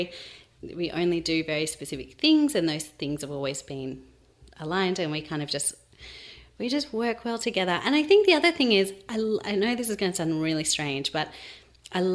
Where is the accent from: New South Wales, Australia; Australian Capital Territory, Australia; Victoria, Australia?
New South Wales, Australia; Sydney; moved away as an adult; now in Melbourne, Australia; we're from Sydney originally